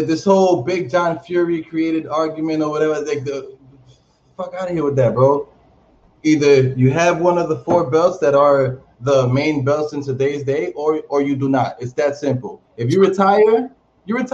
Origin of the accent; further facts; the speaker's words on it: Dominican Republic; moved away; also born or lived in Washington Heights, New York City, United States; I'm from the Dominican Republic. And I'm from Washington Heights.